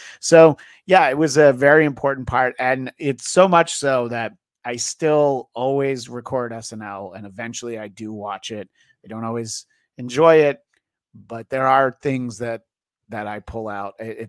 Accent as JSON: {"language": "English", "region": "New York area", "country": "United States", "tie": "born or raised there", "said": "I grew up in the New York area."}